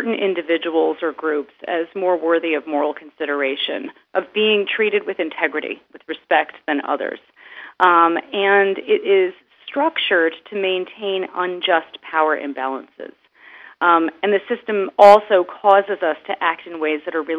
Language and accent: English; United States; now in Berlin, Germany; I'm originally American